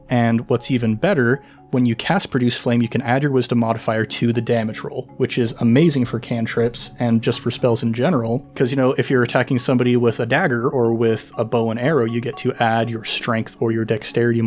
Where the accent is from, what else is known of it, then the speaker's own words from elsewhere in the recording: Idaho, United States; I grew up in Idaho.